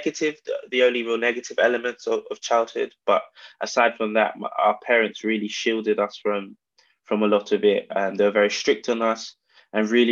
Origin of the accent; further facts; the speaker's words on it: London, United Kingdom; I was born in South London, born and raised in Camberwell, predominantly between Camberwell and Peckham